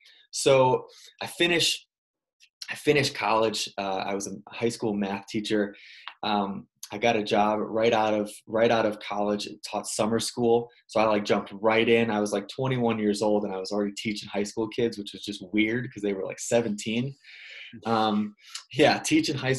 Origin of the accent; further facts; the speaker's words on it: Illinois, United States; I grew up in Illinois